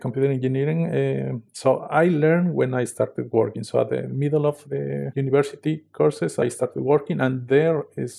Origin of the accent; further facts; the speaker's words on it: Mexico; I come from a small town in the south of Mexico City